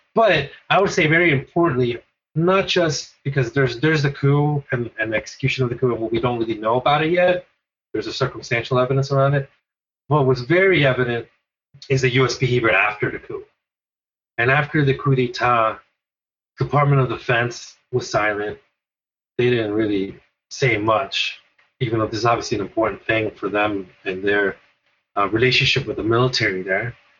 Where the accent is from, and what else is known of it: United States; born or raised there; also born or lived in El Salvador / Guatemala / Colombia